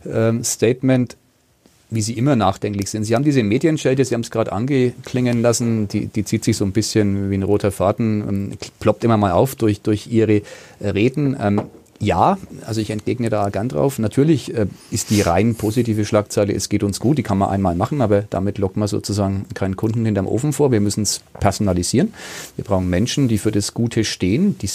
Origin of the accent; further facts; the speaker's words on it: Nuremberg, Bavaria, Germany; ich bin Nürnberger, ich liebe die Stadt, ähm, das ist meine Heimat